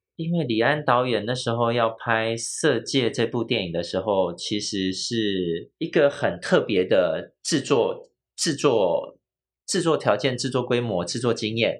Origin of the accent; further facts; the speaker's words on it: Taiwan; 我们早期台湾的，呃，台湾人，就是大部分的母语是台语